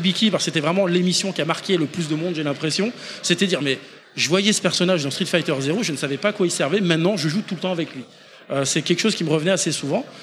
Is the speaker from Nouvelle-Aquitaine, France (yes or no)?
yes; Poitiers, Nouvelle-Aquitaine, France; nous on vient du Poitou, de Poitiers